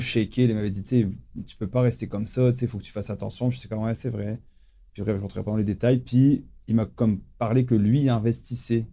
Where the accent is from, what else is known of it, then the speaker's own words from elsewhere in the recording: France; je suis français.